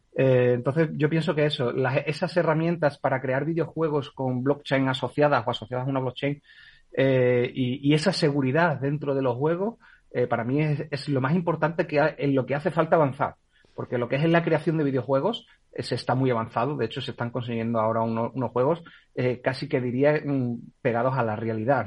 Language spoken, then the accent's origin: Spanish; Spain; soy española